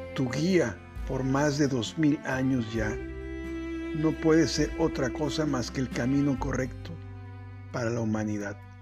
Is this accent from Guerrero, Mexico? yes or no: yes; Acapulco, Guerrero, Mexico; Soy originario de Acapulco